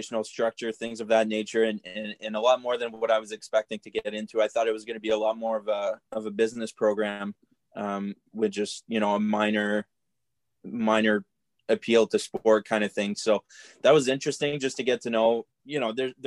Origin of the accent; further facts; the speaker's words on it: Cornwall, Ontario, Canada; I'm from Cornwall, Ontario. Grew up here, played minor hockey here.